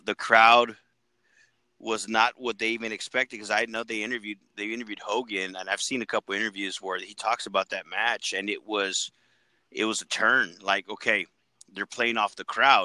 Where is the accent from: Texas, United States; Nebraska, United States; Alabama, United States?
Texas, United States; we're from Texas